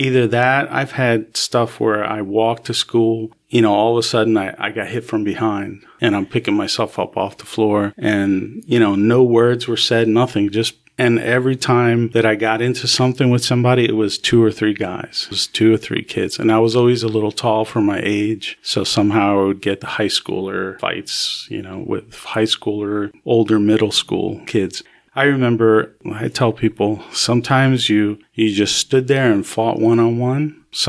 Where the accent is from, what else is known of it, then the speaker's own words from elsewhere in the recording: New York, United States; born there; also born or lived in New Jersey; I was born in New York, and my parents were having a lot of difficulties. So my mother sent me to live with my aunt for a year.